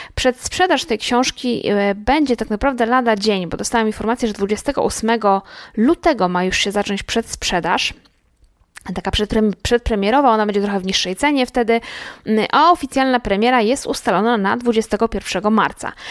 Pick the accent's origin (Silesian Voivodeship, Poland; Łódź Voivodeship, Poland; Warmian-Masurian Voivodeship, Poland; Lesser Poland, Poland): Łódź Voivodeship, Poland; Łódź; Ja w ogóle jestem z Łodzi